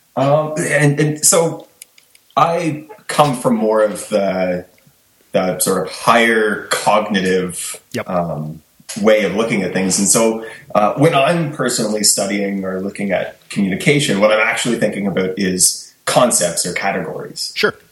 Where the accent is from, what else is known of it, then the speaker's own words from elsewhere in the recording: Kingston, Ontario, Canada; moved away; So I'm originally from Kingston